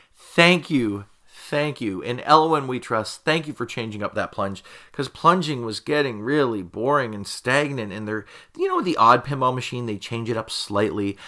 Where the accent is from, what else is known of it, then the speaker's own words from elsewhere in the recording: Canada; that's how we would pronounce it here in Canada. And of course, I'm Canadian